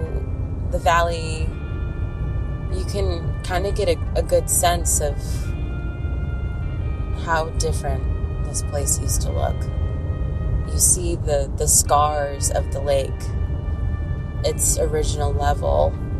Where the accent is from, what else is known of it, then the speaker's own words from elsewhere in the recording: Southern California, United States; now in Northern California, United States; I'm originally from SoCal. That's where my family is.